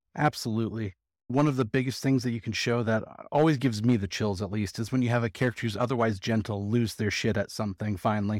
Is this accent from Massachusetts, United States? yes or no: no; California, United States; now in Las Vegas, United States; I'm actually from California, but I live in Vegas.